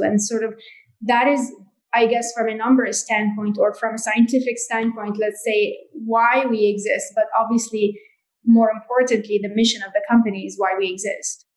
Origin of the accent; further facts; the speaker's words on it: Jordan; I grew up in Jordan